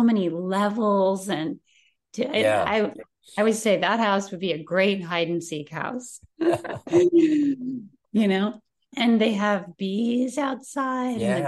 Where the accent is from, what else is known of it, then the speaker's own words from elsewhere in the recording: Sunnyvale, California, United States; I'm from California, and I grew up in Sunnyvale, where there were lots of Eichler houses